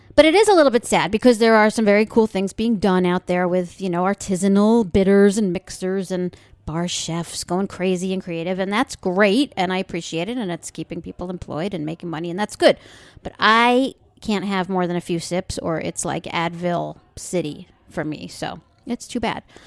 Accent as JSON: {"language": "English", "area": "Long Island", "region": "New York", "country": "United States", "tie": "born or raised there", "said": "I grew up on Long Island"}